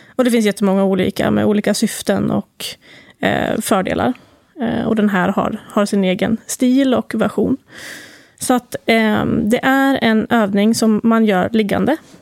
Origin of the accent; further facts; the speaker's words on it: Timrå, Västernorrland County, Sweden; moved away as an adult; jag kommer från Timrå egentligen